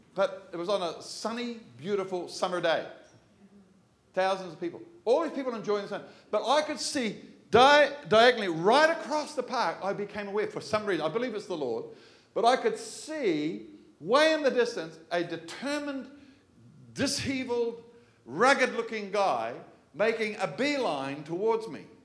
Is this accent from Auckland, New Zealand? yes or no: yes; Manukau, Auckland, New Zealand; just enough street smarts growing up in Manukau